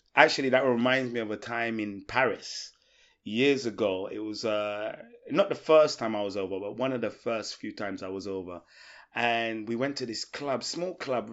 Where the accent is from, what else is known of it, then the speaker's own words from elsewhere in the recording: England, United Kingdom; being English